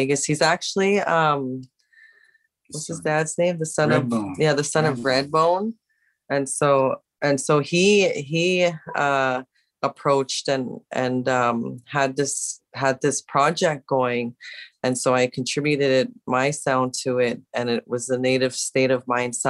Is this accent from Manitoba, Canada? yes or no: yes; Winnipeg, Manitoba, Canada; I'm the one from Winnipeg, Manitoba